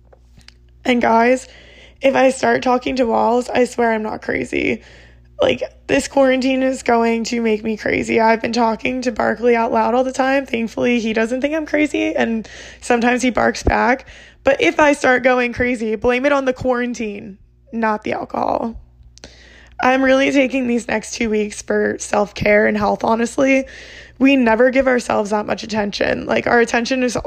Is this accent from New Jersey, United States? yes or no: yes; New Jersey, United States; also born or lived in Pennsylvania; I'm from Jersey, born and raised in Jersey